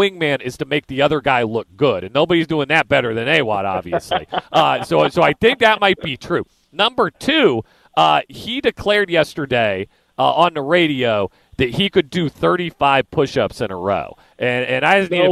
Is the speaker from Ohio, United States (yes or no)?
no; Kansas, United States; moved away; I grew up in Kansas.